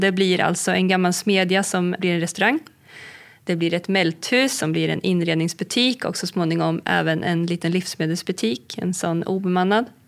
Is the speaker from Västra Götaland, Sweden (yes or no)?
no; Heden, Södermanland, Sweden; Det är där jag är uppvuxen, vid Heden.